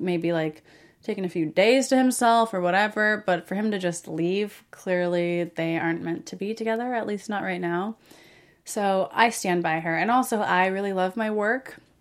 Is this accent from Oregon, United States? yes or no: yes; Springfield, Oregon, United States; moved away as an adult; also born or lived in Portland, Oregon; now in Los Angeles, United States; I moved from Springfield, where I grew up, to Portland when I graduated, and then from Portland to L A when I was nineteen.